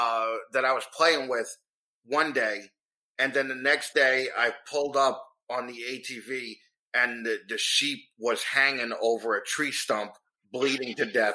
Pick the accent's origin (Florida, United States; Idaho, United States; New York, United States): New York, United States; accent: New York; moved away as an adult; also born or lived in Los Angeles; And now that I moved back here, I know that I sound like this dickhead New Yorker all the time.